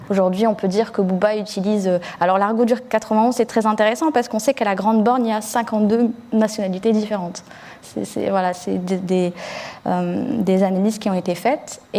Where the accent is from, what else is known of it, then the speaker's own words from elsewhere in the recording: France; born there; Je suis d'origine algérienne, mais pourtant je suis français, mais l'État et les institutions et les médias ne me considèrent pas comme français, pourtant je suis née ici, je ne parle pas arabe.